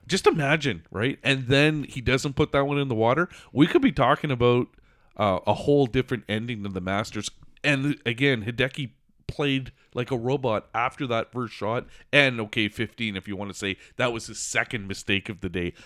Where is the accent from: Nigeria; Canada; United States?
Canada; as a Canadian